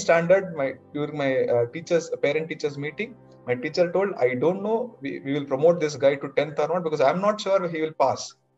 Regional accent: Hubli, Karnataka, India; born and brought up in Hubli.

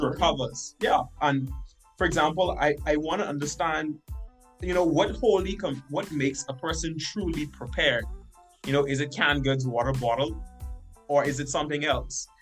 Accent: Bahamas; moved away as an adult; now in North Dakota, United States; I'm from the Caribbean, hot, climate.

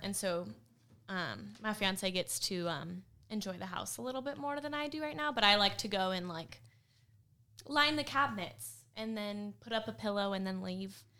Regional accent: California, United States; moved away as an adult; also born or lived in Middle Tennessee; now in Tennessee, United States; I'm from California. I'm one of those. Came from California to sweet old Middle Tennessee

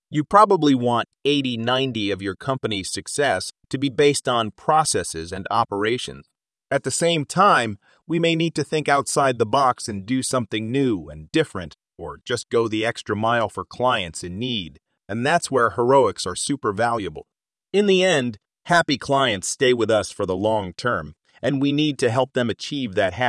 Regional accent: Texas, United States; we hail from the Texas backcountry.

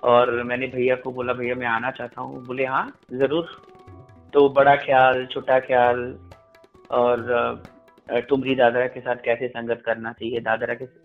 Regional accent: Uttar Pradesh, India; और आ, मेरा ननिहाल था कबीर चौरा तो

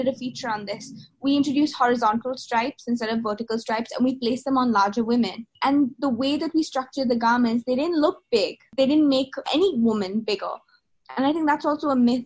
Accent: England, United Kingdom; moved away as an adult; now in India; I'm from England

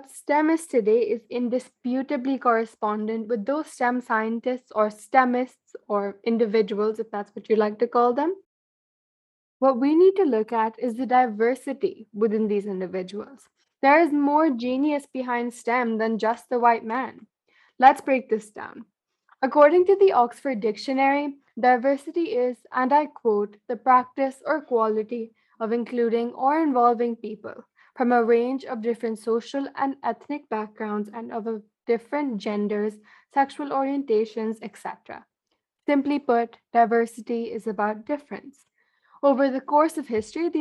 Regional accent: India; being an Indian living in an Indian household

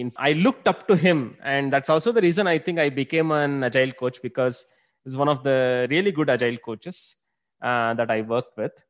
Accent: Bangalore, Karnataka, India; also born or lived in Singapore; Been born and brought up in Bangalore

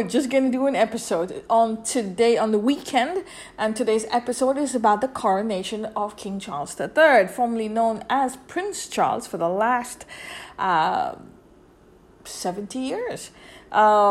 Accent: India; I grew up in India

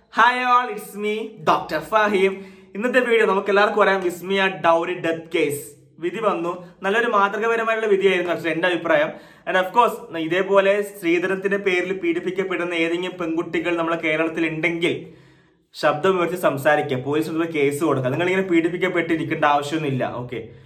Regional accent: Thalassery, Kerala, India; also born or lived in Mahe, Puducherry; ഞാൻ മലബാർ ഞാൻ തലശ്ശേരി മാഹിയിലാണ് ജനിച്ചു വളർന്നത്

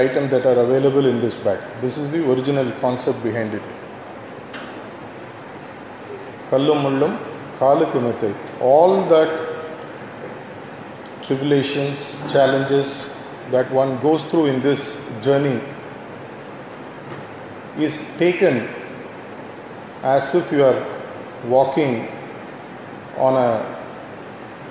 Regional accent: Tamil Nadu, India; Having been brought up in this culture, right from my childhood days

